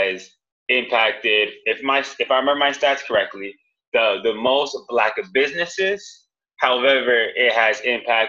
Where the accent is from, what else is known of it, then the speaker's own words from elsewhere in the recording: Miami, Florida, United States; moved away as an adult; also born or lived in North Carolina; now in Austin, United States; I'm from Miami